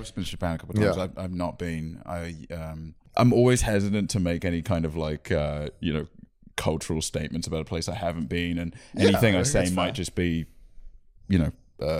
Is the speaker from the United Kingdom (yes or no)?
yes; England, United Kingdom; I don't feel less English now.